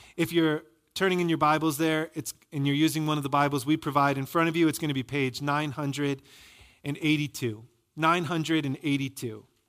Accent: Michigan, United States; moved away; I'm from Michigan

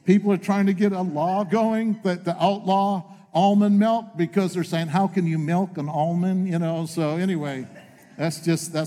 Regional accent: northeastern Pennsylvania near Scranton, United States; moved away as an adult; also born or lived in Maine / Lakeland, Florida; I was born in Maine. I'm from New England. My home, what I call home, is northeastern Pennsylvania near Scranton

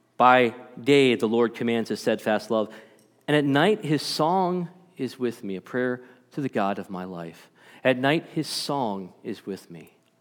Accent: Stoughton, Massachusetts, United States; I grew up in Massachusetts. um, little town called Stoughton, Massachusetts, just south of Boston

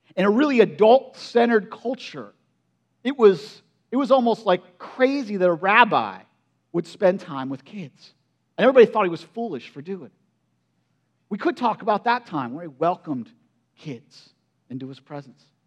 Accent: United States; I grew up in Perry County

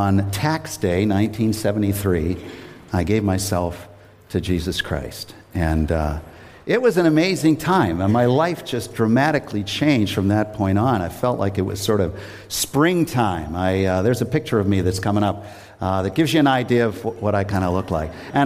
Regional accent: Worcester, Massachusetts, United States; I grew up in Worcester, and I'm now living in the house that I lived

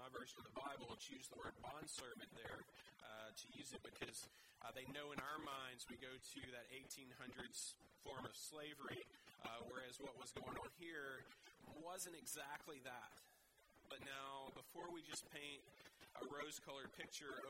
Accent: the South, United States; moved away; I grew up in the South in the States

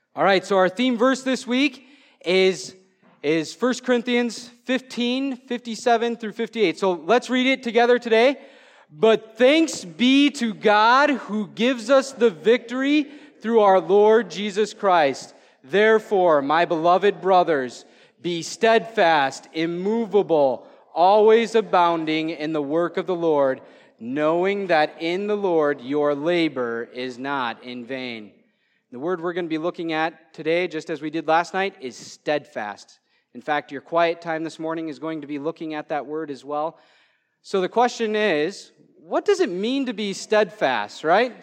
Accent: Waterville, Minnesota, United States; I'm from Waterville, Minnesota

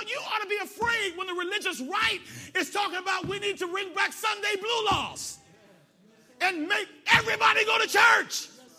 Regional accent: United States

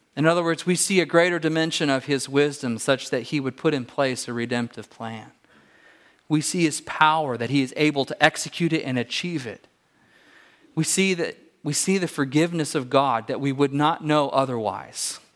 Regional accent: California, United States; moved away; I grew up in California

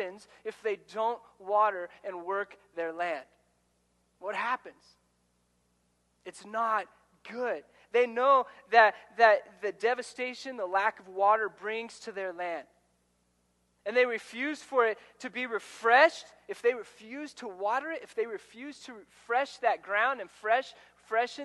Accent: Ordway, Colorado, United States; Where I grew up in Ordway, Colorado, just south of here, when I moved there, I was in third grade

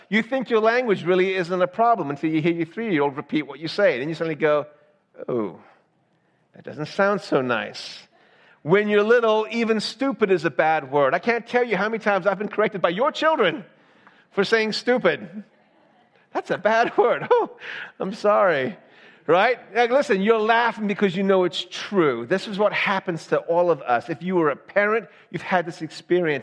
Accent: the South, United States; moved away; also born or lived in Georgia; I'm from the South.

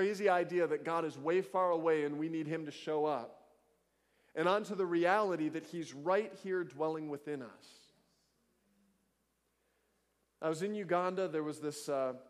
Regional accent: United States; I'm an American

